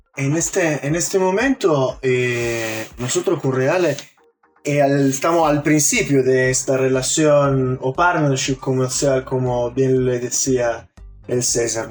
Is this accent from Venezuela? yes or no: no; Turin, Piedmont, Italy; now in Chile; yo soy de Turín